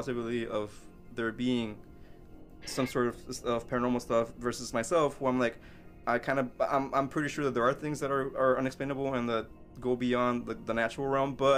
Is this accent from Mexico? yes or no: yes; Mexico; moved away; I grew up in Mexico